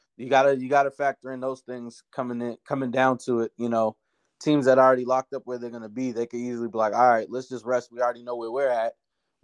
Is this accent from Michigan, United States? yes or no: no; Boston, Massachusetts, United States; moved away as an adult; now in Minneapolis, United States; My hometown versus my new town.